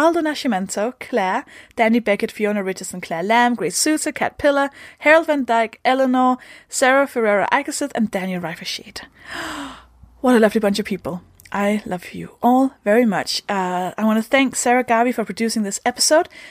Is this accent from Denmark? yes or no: yes; Denmark; English is a second language; I'm from Denmark